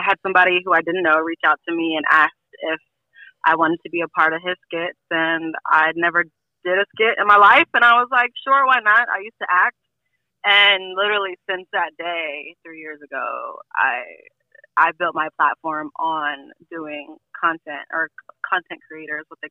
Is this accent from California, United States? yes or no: yes; Los Angeles, California, United States